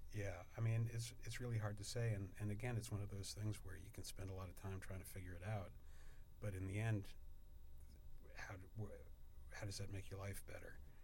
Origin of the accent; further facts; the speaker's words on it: New York area, United States; when I was uh, younger, uh, growing up in the New York area